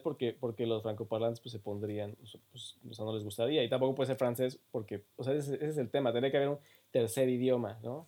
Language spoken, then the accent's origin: Spanish; Mexico; moved away as an adult; now in Canada; soy más, soy más mexicano, bueno, me considero también muy mexicano